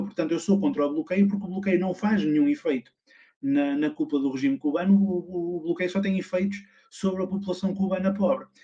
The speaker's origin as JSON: {"language": "Portuguese", "country": "Portugal", "said": "eu sou português"}